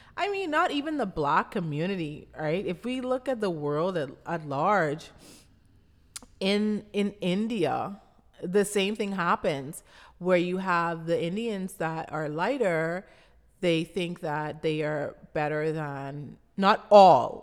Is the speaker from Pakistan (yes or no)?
no; Abaco, Bahamas; I grew up in Abaco, Bahamas, which is the third largest island of the Bahamas.